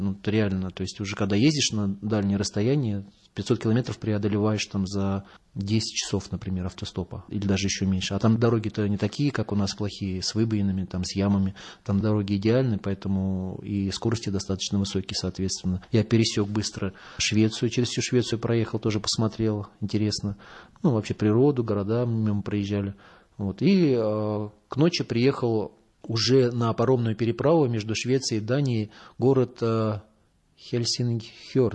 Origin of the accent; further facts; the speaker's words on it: Moscow, Russia; я паломник, э, путешественник самостоятельный из Москвы